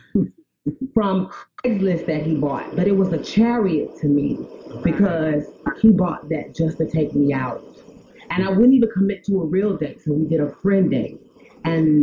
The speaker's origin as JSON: {"language": "English", "region": "South Carolina", "country": "United States", "tie": "born or raised there", "said": "I'm from South Carolina, and in my community, I immediately became, for lack of a better phrasing, the town sissy"}